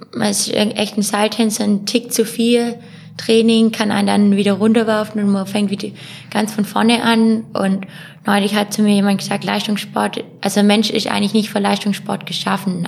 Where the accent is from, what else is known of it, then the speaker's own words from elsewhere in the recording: Ulm, Baden-Württemberg, Germany; ich bezeichne auch Ulm als meine Heimat